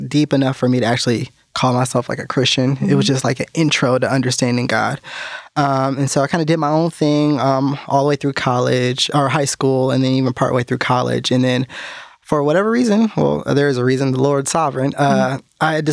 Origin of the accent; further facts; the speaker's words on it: California, United States; moved away as an adult; now in North Carolina, United States; I was born and raised in California, and I didn't even get out here until about 5 years ago to North Carolina